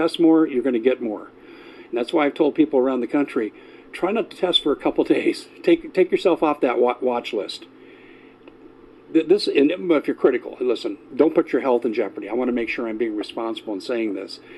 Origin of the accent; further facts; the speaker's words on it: Arizona, United States; my home state, Arizona